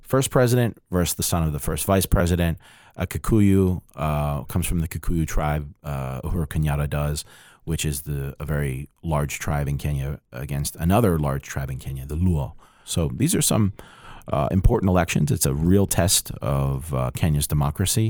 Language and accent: English; New Jersey, United States; I am from New Jersey